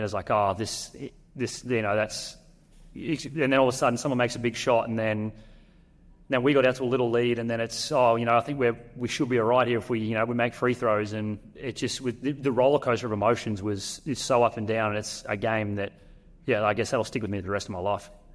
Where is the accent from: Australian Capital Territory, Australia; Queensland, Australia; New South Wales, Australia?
Queensland, Australia; North; it's North Queensland. I'm from North Queensland.